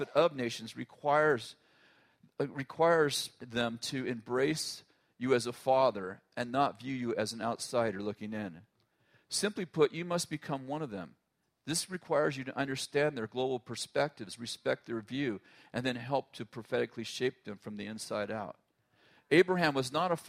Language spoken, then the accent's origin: English; United States; I'm American and intensely patriotic